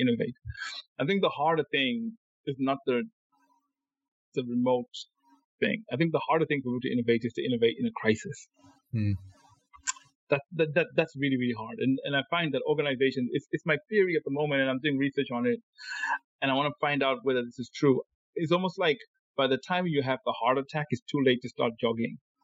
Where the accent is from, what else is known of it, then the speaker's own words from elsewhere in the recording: Zimbabwe; I'm from Zimbabwe